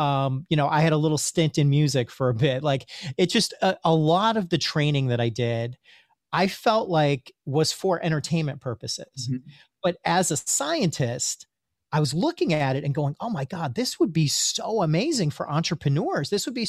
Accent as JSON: {"language": "English", "country": "India", "said": "You know, being Indian, I have a little bit of instant spiritual street cred."}